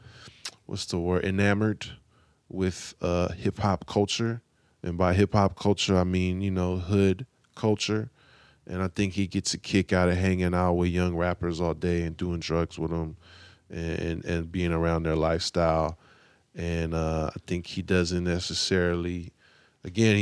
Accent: San Francisco, California, United States; All three of us are born and raised in Frisco

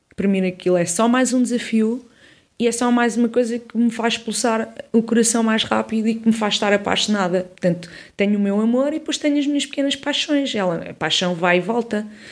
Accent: Odivelas, Lisbon, Portugal; cresci em Odivelas, sou de Lisboeta, do centro de Lisboa, Campo de Orique

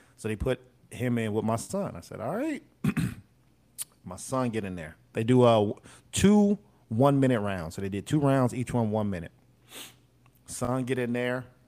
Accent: United States; we're American

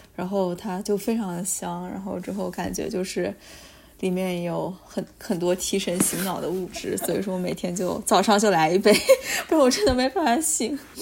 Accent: Guangdong, China; now in Toronto, Canada; 我们广东人非常喜欢喝汤，喝各种汤

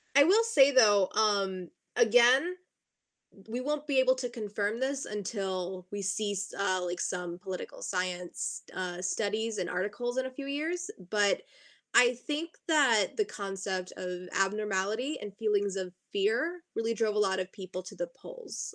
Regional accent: southern Maine, United States; also born or lived in Pennsylvania; I'm coming to you from my home in southern Maine, where I've done a lot of work uh, in Seacoast, New Hampshire, and Southern Maine politics

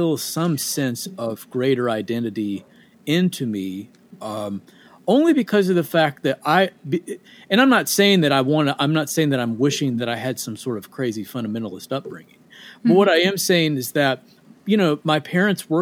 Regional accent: Boonville, Indiana, United States; moved away as an adult; also born or lived in Evansville, Indiana; now in Nashville, United States; Raised in a small town just outside of Evansville, Indiana, called Boonville, Indiana.

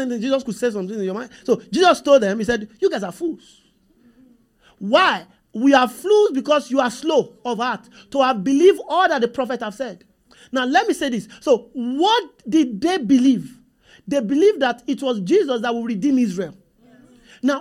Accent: Nigeria; I'm from Nigeria.

